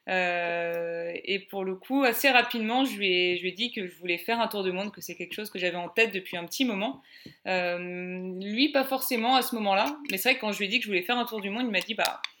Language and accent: French; Paris, Île-de-France, France; moved away as an adult; now in Bordeaux, France; moi je suis originaire de Paris euh, et j'ai 30 ans. Je vais avoir bientôt 31 ans, mais j'ai encore 30 ans.